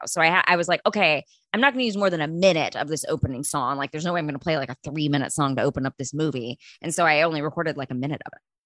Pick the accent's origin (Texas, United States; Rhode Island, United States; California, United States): Texas, United States; I grew up in Texas